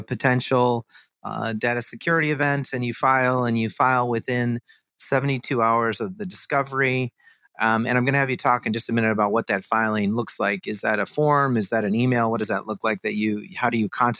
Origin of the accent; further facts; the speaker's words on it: Chicago, Illinois, United States; I'm from Chicago